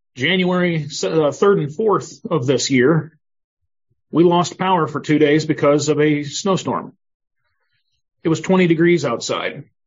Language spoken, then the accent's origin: English; Northwest Ohio, United States; moved away as an adult; also born or lived in Rochester, Minnesota; now in Mountain View, United States; I uh, was born and raised in Northwest Ohio